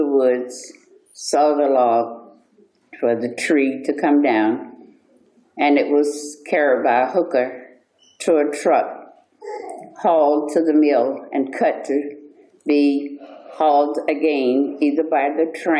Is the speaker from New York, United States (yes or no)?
no; Levy County, Florida, United States; I was born in Levy County, not in Rosewood, but I was born in Levy County